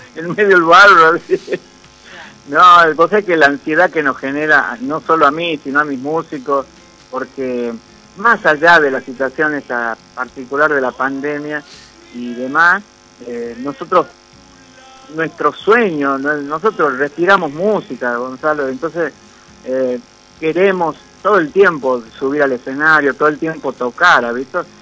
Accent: Concepción, Argentina; Yo soy de Concepción

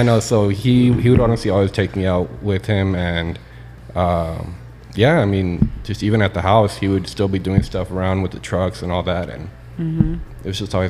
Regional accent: Albuquerque, New Mexico, United States; born there; now in El Paso, United States; I was born in Albuquerque.

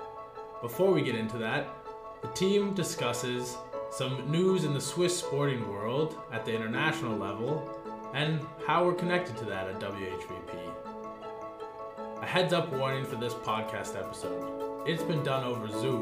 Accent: United States; now in Switzerland; as an American

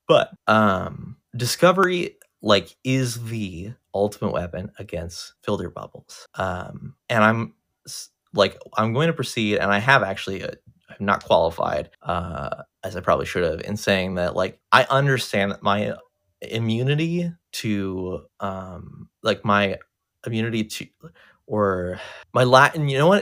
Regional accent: United States; I, I'm an American and I've never been outside the country

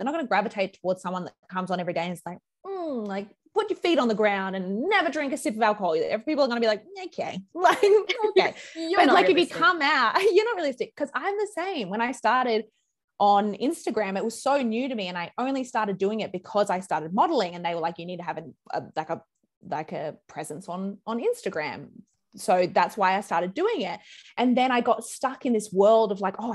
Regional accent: Brisbane, Queensland, Australia; moved away as an adult; now in Sydney, Australia; I moved here from Brizzy. I'm a Brisbane girl originally

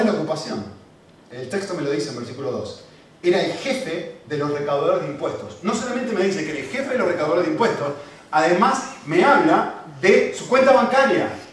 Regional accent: Argentina; moved away; cuando era chiquitito, y vivíamos obviamente en Argentina, mi acento lo delata

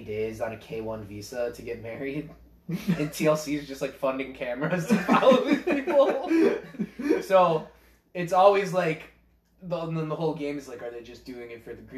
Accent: United States; I'm from America

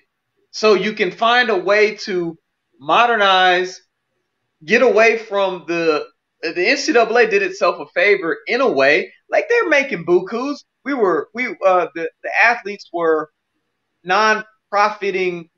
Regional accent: Powder Springs, Georgia, United States

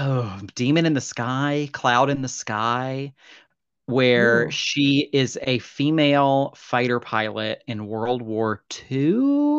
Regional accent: United States; I'm an American, goddammit.

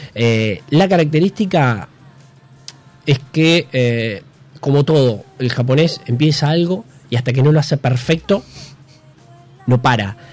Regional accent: Bragado, Buenos Aires Province, Argentina; moved away as an adult; now in Buenos Aires, Argentina; De Bragado, 210 kilómetros

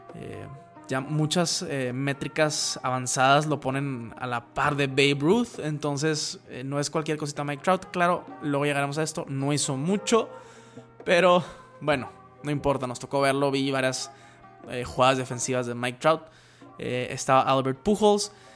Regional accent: Mexico

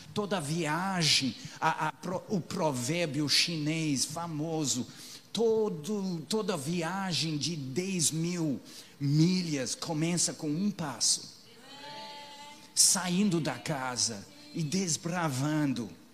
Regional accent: England, United Kingdom; moved away; os peregrinos da minha terra

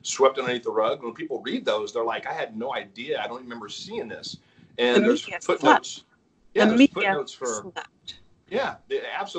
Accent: California, United States; I was born in California.

